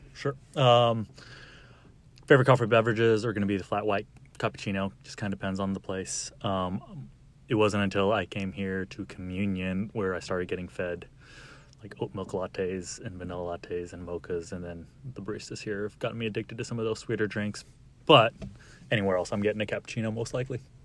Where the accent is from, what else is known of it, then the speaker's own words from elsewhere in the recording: Arlington, Texas, United States; also born or lived in El Paso, Texas; I was born in El Paso, grew up in Arlington